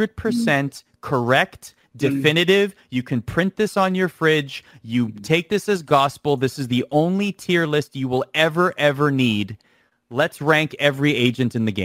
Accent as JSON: {"language": "English", "country": "Canada", "said": "We're both Canadian from the same province."}